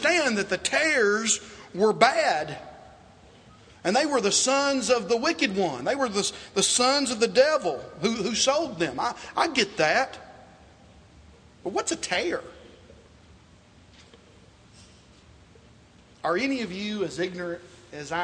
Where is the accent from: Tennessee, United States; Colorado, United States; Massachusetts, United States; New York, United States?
Tennessee, United States; Dickson; I was born in Dixon, Tennessee.